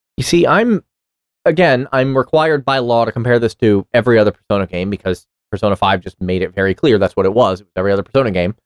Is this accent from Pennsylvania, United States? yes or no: no; New York City, New York, United States; I grew up in New York City, and I took the subway a lot